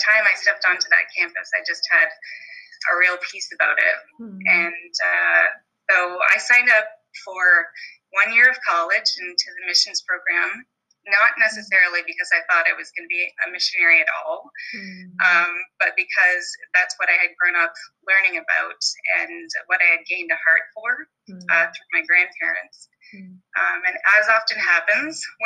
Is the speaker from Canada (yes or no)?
yes; Brantford, Ontario, Canada; I was born in Brantford, Ontario, which is the home of Wayne Gretzky